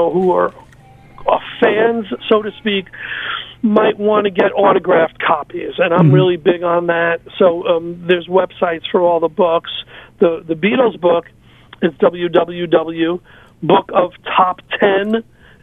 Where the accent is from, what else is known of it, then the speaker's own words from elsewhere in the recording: New Haven, Connecticut, United States; also born or lived in Bronx, New York; I grew up in New Haven. I was born in the Bronx, lived in the Bronx for 10 years, and then most of my life I lived in the New Haven area